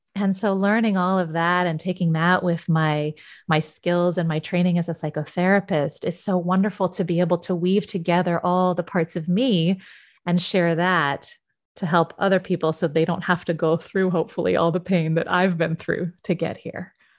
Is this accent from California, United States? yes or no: yes; Yosemite, California, United States; I grew up in Yosemite.